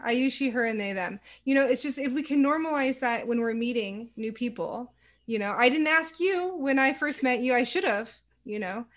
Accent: Silicon Valley, California, United States; moved away as an adult; also born or lived in Savannah, Georgia; because I grew up in the Silicon Valley, it was a very tech centric area.

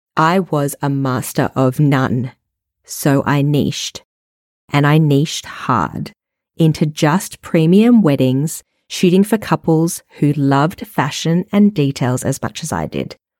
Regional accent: Melbourne, Victoria, Australia; moved away; also born or lived in Paris / Perth / New York City; I am an Australian born and bred. I lived in Paris, Perth, and New York City in my younger years, and then moved back to Melbourne, my hometown.

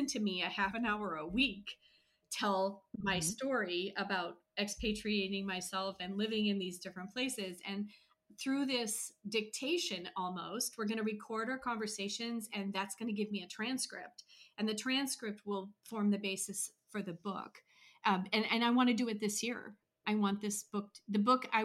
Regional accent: United States; moved away as an adult; also born or lived in Italy / Switzerland; as American expats

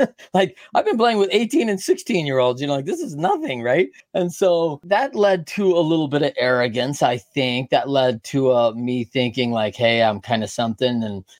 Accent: Midwest, United States; We're both Midwest kids.

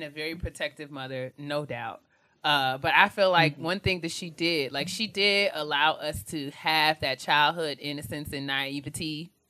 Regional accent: New York, United States; because we were raised in New York

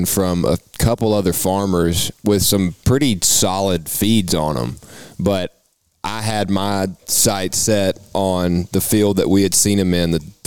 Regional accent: Tennessee, United States; We're from Tennessee

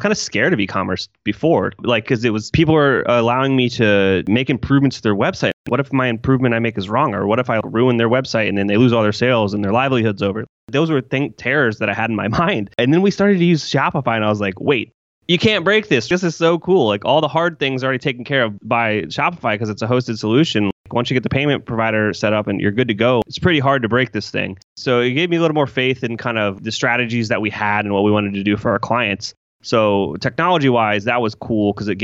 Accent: Columbus, Ohio, United States; I'm from Columbus, Ohio

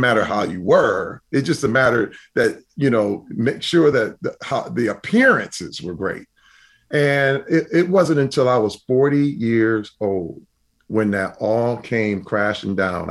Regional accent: Flint, Michigan, United States; I grew up in Flint, Michigan

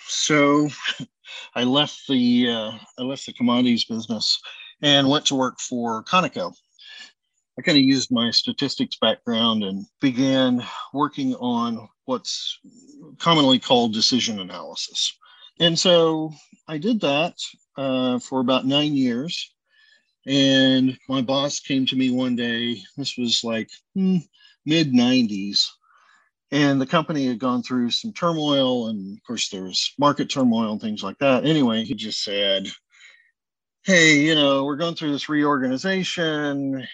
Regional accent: Oklahoma, United States; now in Houston, United States; when I grew up in Oklahoma, my grandmother was a pastry chef

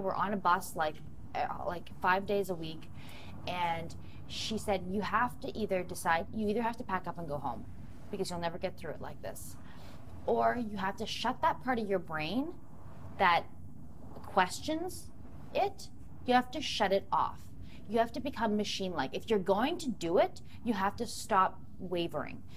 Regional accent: four hours north of Toronto, Ontario, Canada; moved away as an adult; also born or lived in United States; I'm from four hours north of Toronto.

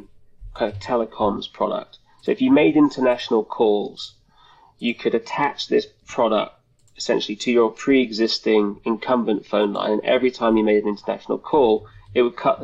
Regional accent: United Kingdom; also born or lived in London; I'm from the UK, as you may be able to tell by my accent.

